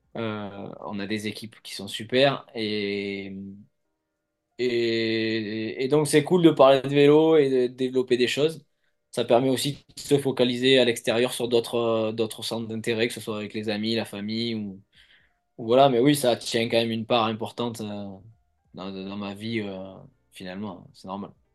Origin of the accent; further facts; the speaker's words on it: Provence-Alpes-Côte d'Azur, France; now in Nice, France; là où j'ai grandi